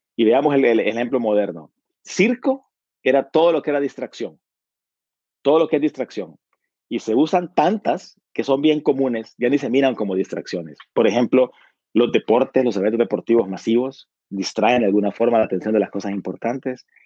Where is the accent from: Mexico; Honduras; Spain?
Honduras; Yo soy de Honduras